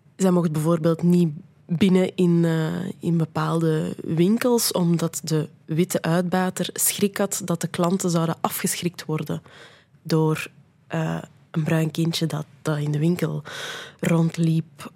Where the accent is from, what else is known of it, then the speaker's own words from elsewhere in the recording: Brussels, Brussels-Capital Region, Belgium; ik ben een Brusselaar, ik ben tweetalig opgevoed, ik spreek Nederlands, ik spreek Frans